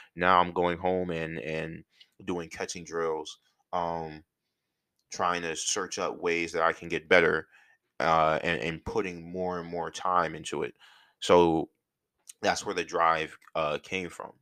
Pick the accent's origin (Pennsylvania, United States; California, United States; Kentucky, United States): Pennsylvania, United States; outside of Philadelphia; moved away as an adult; also born or lived in North Carolina; I'm from Philly, and or outside of Philly.